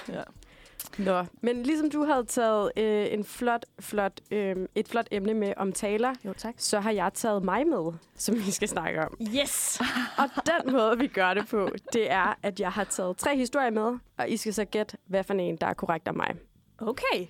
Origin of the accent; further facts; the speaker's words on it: Denmark; now in Copenhagen, Denmark; jeg er altså fuldblods jyde